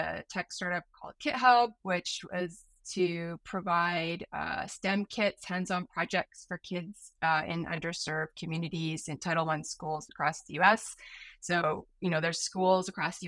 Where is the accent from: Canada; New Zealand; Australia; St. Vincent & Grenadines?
Canada; Vancouver, British Columbia; accent: American; moved away as an adult; also born or lived in San Francisco, United States / Sunnyvale, United States / Seattle, United States / Los Angeles, United States; I'm originally from Vancouver. I'm like seventh generation Canadian.